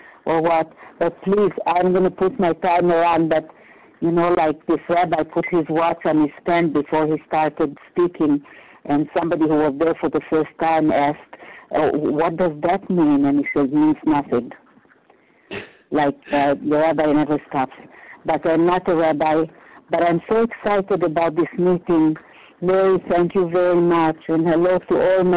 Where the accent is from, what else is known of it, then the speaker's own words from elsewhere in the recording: Romania; moved away; I was born in 1941 in Romania, in the height of the war.